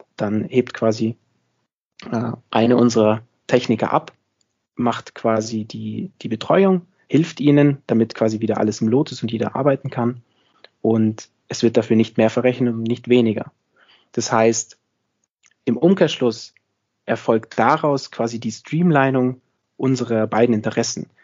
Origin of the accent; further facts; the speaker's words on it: near Munich, Bavaria, Germany; moved away as an adult; also born or lived in Innsbruck, Austria; now in Austria; komme ursprünglich aus der Nähe von München. Das heißt, ich bin auch, wie man in Österreich sagt, ein sogenannter Zurgroster. Ähm, das heißt, man hört es vielleicht an meinem Akzent, ich bin nicht ganz aus Österreich